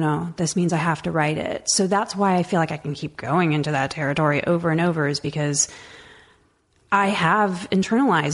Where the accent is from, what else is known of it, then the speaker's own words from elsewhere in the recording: the Valley, California, United States; I was this Mexican American kid growing up in the Valley